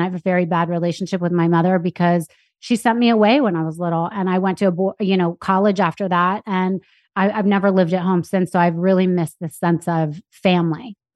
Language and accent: English; New York City, New York, United States; born or raised there; also born or lived in Anchorage, Alaska